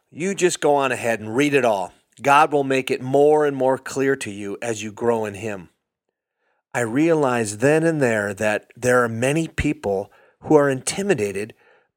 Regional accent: Hibbing, Minnesota, United States; I'm from Hibbing, Minnesota. I'm an old Iron Ranger

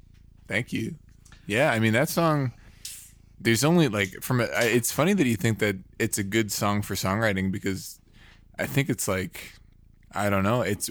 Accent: Canada; I'm from Canada. There's nothing here.

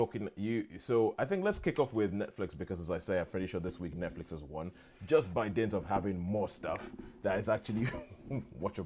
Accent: United Kingdom; being British

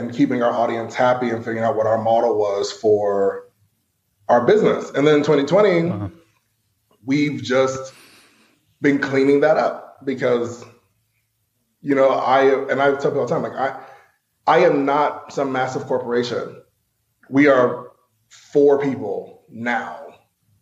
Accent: Asheville, North Carolina, United States; also born or lived in New York City; I'm from Asheville. So like I have done all the debutantes and the brigades and all that sort of thing.

